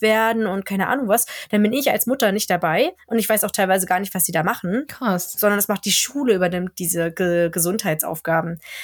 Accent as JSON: {"language": "German", "country": "Germany", "moved": "yes", "lives_now": "Sweden", "said": "als Deutscher"}